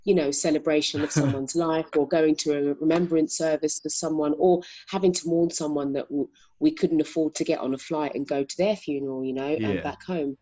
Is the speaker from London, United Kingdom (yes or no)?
yes; London, United Kingdom; So I grew up in South London, born and raised